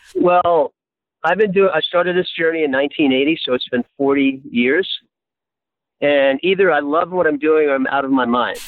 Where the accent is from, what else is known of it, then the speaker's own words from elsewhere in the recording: New York City, New York, United States; now in California, United States; I was born and raised in New York City in Hell's Kitchen uh, on the west side.